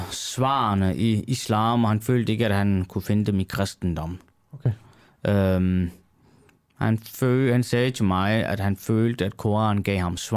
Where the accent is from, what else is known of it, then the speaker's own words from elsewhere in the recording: Turkey; Det faktum, at jeg så også selv taler kurdisk, jeg er selv kurder mm. fra øh, Tyrkiet og jeg taler samme dialekt, som øh, kurderne i Syrien gør.